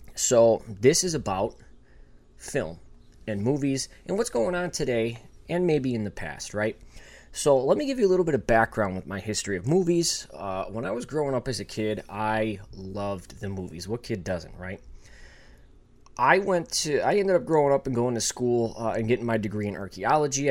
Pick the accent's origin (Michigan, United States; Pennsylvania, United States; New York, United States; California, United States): New York, United States; Buffalo; also born or lived in Los Angeles; I'm from Buffalo